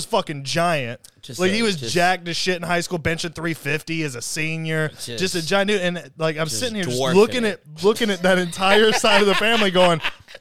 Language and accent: English; the South, United States; growing up in the South